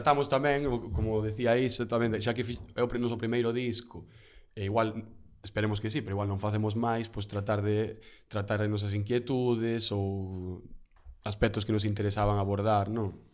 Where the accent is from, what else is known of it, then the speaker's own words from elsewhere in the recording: Padrón, Galicia, Spain; non somos de Padrón, eu son de Padrón